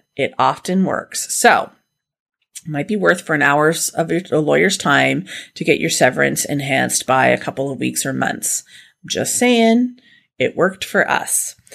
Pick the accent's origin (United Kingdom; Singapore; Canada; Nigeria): Canada; we're Canadian